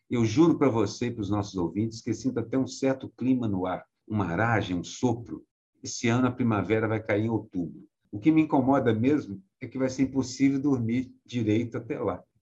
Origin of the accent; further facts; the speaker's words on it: Minas Gerais, Brazil; como eu sou mineiro, eu posso dizer